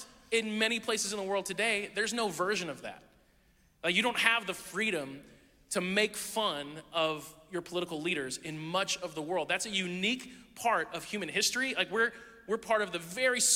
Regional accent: United States; as an American

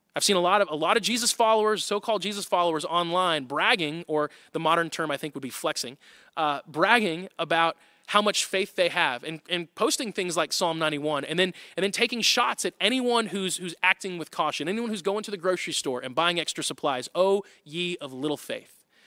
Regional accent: Tornado Alley, United States; I grew up in Tornado Alley

